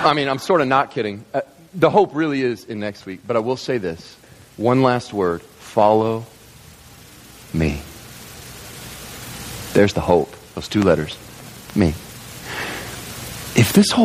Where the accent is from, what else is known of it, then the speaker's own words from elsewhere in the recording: Kentucky, United States; I grew up in Kentucky, surrounded on three sides by farmlands